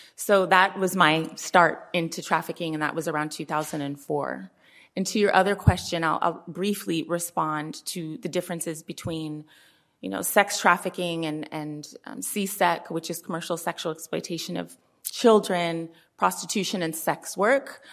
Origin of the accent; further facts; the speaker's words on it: Oakland, California, United States; born and raised in Oakland